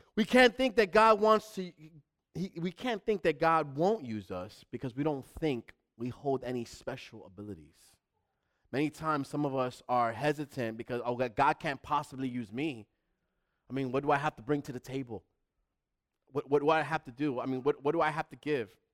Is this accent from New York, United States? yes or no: yes; New York City, New York, United States; moved away; also born or lived in Manhattan; I'm from the Bronx, but I wasn't born in the Bronx. I was born in Manhattan, and then I left early in New York.